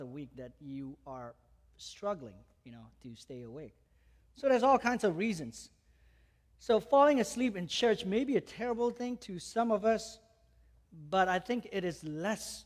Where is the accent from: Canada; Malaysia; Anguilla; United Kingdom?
Malaysia; moved away; I grew up in Malaysia, I came to know the Lord at the age of 15.